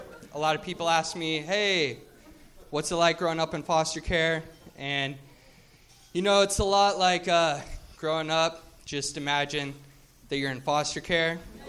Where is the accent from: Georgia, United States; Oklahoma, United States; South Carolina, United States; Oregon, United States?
Oregon, United States; Portland; now in La Jolla, United States; I've been down here for like 5 years, but I'm from Portland originally.